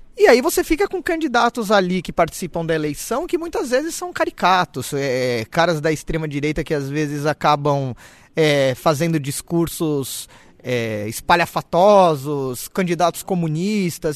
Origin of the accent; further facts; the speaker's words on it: Brazil; moved away; eu sou brasileiro